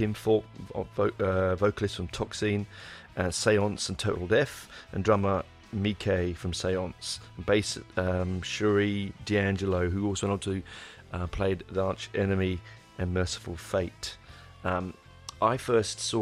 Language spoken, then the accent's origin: English; England, United Kingdom; I'm 11 and I'm from England.